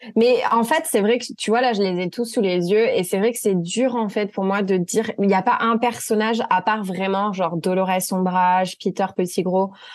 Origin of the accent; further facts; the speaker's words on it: France; moved away as an adult; now in United States; je suis française, j'ai 30 ans